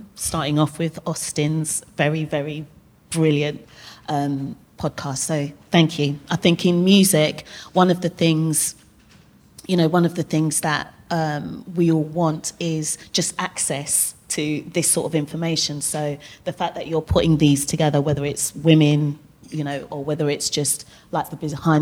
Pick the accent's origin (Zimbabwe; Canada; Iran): Zimbabwe; moved away; I'm originally from Zimbabwe